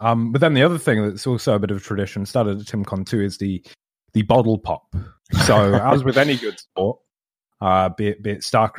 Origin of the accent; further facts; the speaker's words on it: Scotland, United Kingdom; I'm Scottish.